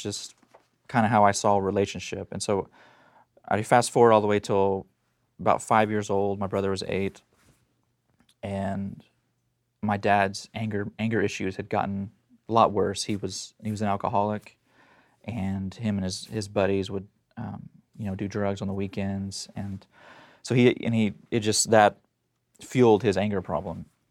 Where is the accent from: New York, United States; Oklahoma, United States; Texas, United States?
Oklahoma, United States; Tulsa; I was born in Tulsa, Oklahoma, and so that's where all this happened. I was born, um, in nineteen eighty, and kinda grew up